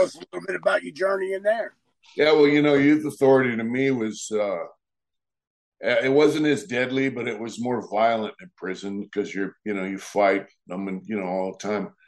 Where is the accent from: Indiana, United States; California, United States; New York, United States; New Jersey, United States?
California, United States; Lakeside; I grew up in a town called Lakeside in San Diego, California